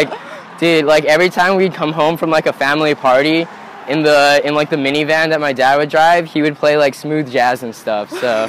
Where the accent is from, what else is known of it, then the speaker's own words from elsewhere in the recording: Washington, District of Columbia, United States; born there; also born or lived in Indonesia / Philippines; Yeah, I was born in Washington, D.C., but I moved around a bunch because of my dad's job. So I've also lived in Indonesia and the Philippines as well.